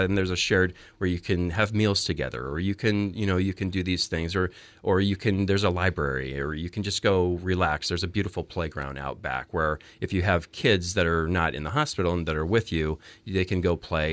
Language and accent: English; Phoenix, Arizona, United States; moved away as an adult; also born or lived in New Jersey; now in Oregon, United States; I was born and raised in Phoenix